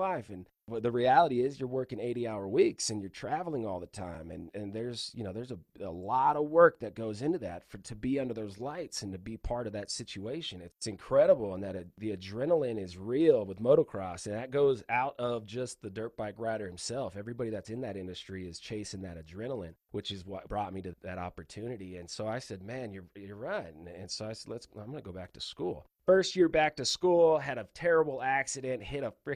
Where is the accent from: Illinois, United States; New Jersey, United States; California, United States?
California, United States; Palmdale; also born or lived in Ventura, California; I grew up, born in Ventura, California. So from the beach, grew up in Palmdale, California, turned into a high desert rat